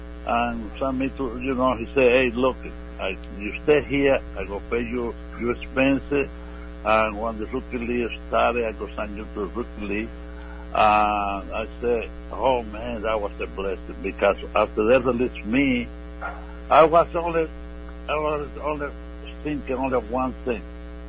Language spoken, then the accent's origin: English; Cuba; now in United States; Well, my favorite hero in Cuba was Minnie Minoso.